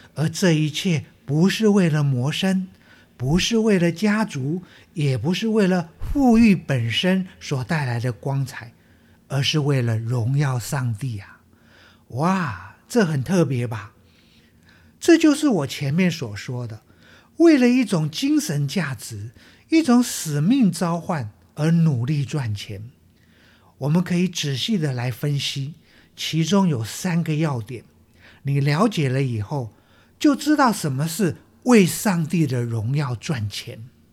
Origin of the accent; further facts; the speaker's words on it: Taiwan; 我们台湾话